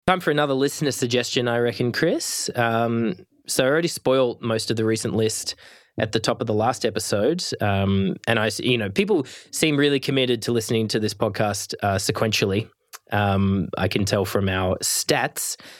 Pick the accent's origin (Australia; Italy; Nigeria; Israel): Australia; I'm Australian